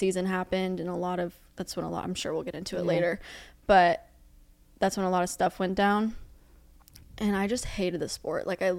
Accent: Plano, Texas, United States; now in Seaside, United States; I'm from Dallas, Texas. Well, from Plano. It's like 20. It's like 20 minutes out of Dallas. Grew up there my whole life.

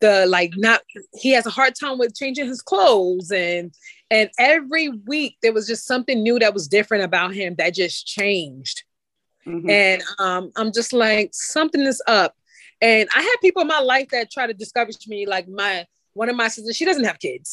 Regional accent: New York, United States; I'm from New York

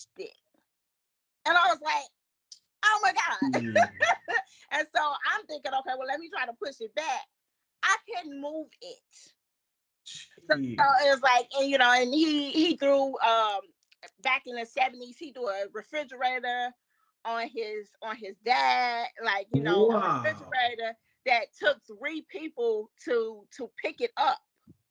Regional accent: Chicago, Illinois, United States; moved away; I'm from Chicago.

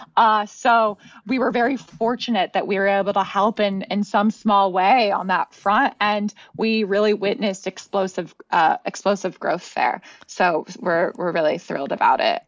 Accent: California, United States; moved away as an adult; now in Austin, United States; I'm from California

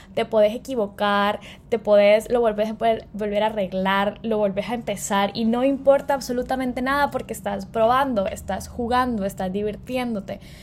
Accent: El Salvador; soy salvadoreña

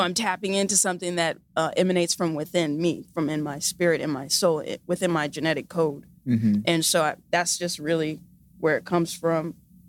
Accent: Pasadena, California, United States; Yes. Nice. Yeah, from Pasadena.

